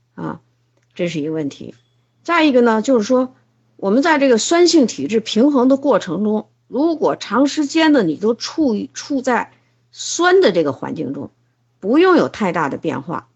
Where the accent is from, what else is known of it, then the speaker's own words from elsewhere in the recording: China; 我们中国人应该睡这个子午觉